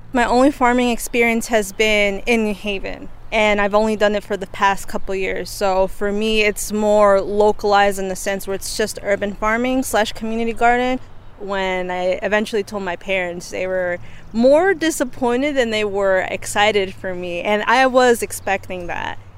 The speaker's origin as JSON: {"language": "English", "town": "New Haven", "region": "Connecticut", "country": "United States", "tie": "born or raised there", "said": "My parents are from Mexico, and I was born here in New Haven"}